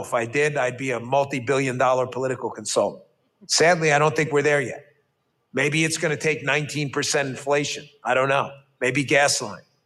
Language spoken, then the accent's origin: English; New York City, New York, United States; I grew up in New York City